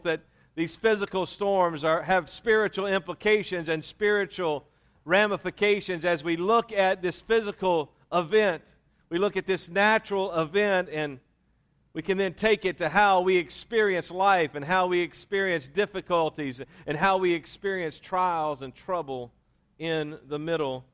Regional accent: Louisiana, United States; also born or lived in Mississippi; I was raised in Louisiana, born in Mississippi, but raised in Louisiana.

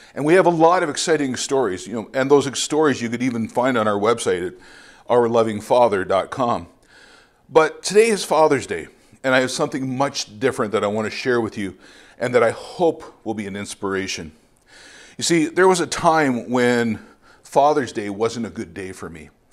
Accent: London, Ontario, Canada; moved away as an adult; also born or lived in Bogota, Colombia; I'm originally from London, Ontario

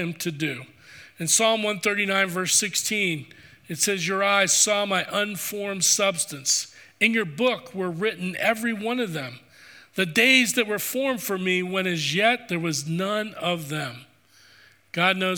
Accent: East Coast, United States; I grew up on the East Coast.

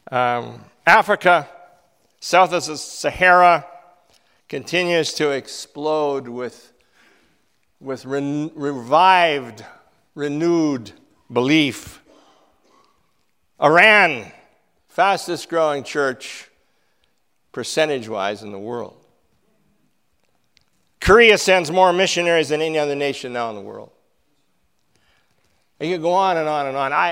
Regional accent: Canada; I'm a Canadian.

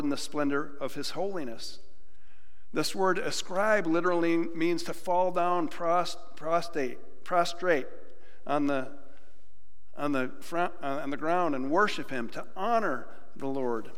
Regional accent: Western New York, United States; moved away; I'm from Western New York

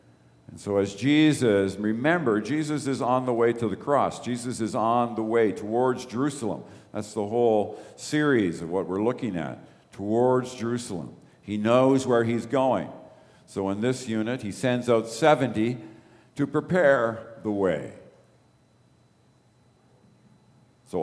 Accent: Toronto, Ontario, Canada; I remember I grew up in the East End of Toronto. Danforth Gospel Temple was my church.

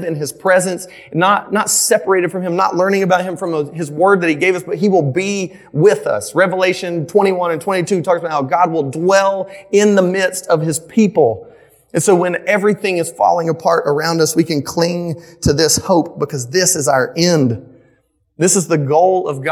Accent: Midland, the South, United States; So I grew up in the South. I grew up in Midland. I grew up in like a real rural area

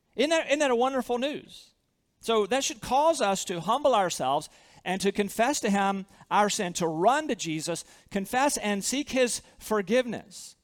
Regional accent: Southern, United States; accent: Southern; with my Southern accent

